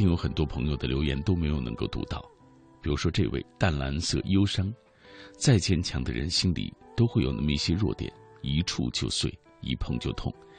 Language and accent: Chinese; Anyang, Henan, China; 想起前几天看的新闻，发生在我家乡安阳的故事。